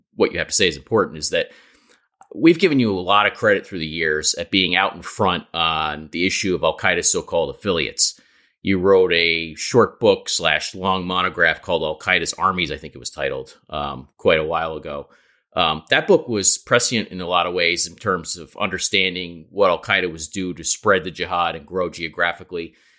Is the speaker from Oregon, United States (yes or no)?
no; New York, United States; the New Yorker representative on this podcast